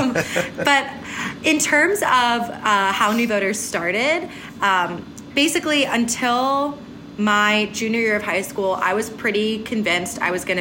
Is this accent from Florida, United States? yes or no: no; Berwyn, Pennsylvania, United States; I'm from Berwyn, Pennsylvania, Chester County, which is infamously purple